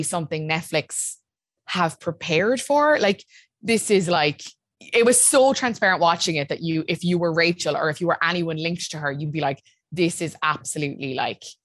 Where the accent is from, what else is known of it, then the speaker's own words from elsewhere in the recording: Ireland; We're so Irish